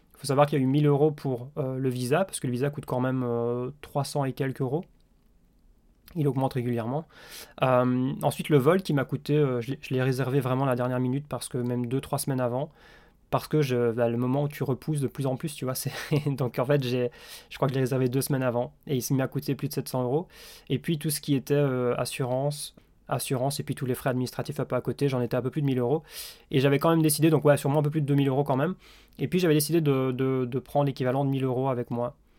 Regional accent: Belgium; also born or lived in Liège / Australia; je suis belge.

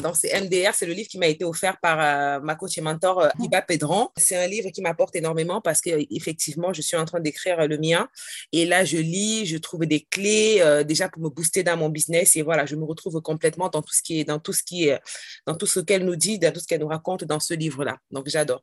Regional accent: Cameroon; now in France; le Cameroun, c'est mon pays d'origine

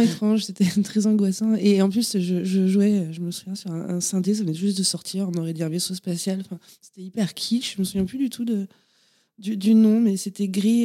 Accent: Châteaubernard, Nouvelle-Aquitaine, France; je suis né à Château Bernard, pour être euh, très exact, à côté de Cognac en Charente

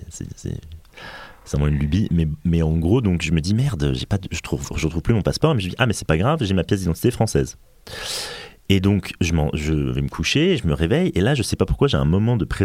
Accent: England, United Kingdom; moved away; en fait je suis anglais mais comme je ne vis pas au

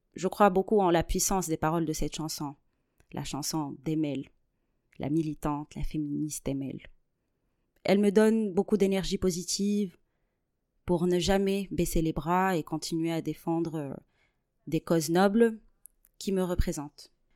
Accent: Tunisia; moved away as an adult; now in Toulouse, France; je suis née et j'ai grandi en Tunisie. Aujourd'hui, je suis toulousaine euh, par adoption.

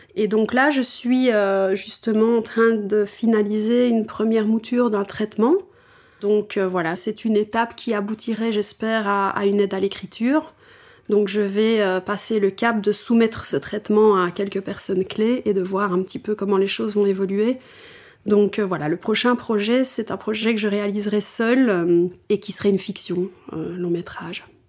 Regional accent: Wallonia, Belgium; now in Brussels, Belgium; maintenant je suis bruxelloise, hein, je ne suis plus wallonne

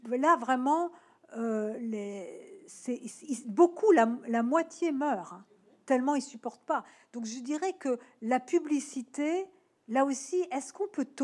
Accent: Nouvelle-Aquitaine, France; born there; moi je suis née en Charente, hein, donc évidemment, euh, Dordogne, c'est pas loin.

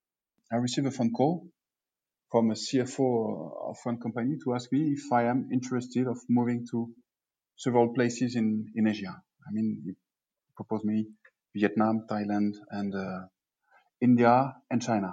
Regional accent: France; moved away as an adult; also born or lived in Bordeaux / Reims / Paris / Lille

